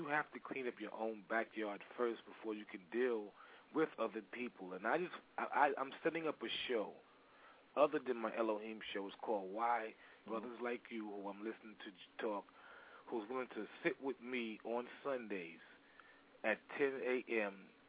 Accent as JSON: {"language": "English", "town": "New York City", "region": "New York", "country": "United States", "said": "I'm from New York City. That's why I was asking. I'm from Brooklyn, New York."}